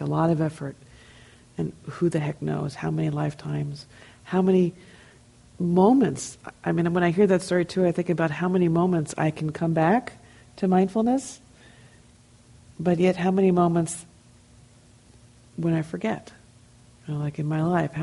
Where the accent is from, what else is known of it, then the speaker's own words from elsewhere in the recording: New Jersey, United States; I'm from New Jersey